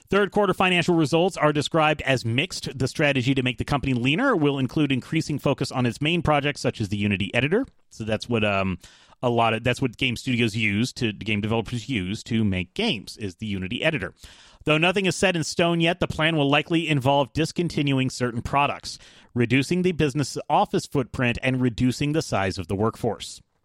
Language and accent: English; United States; also born or lived in Atlanta, Georgia; I'm American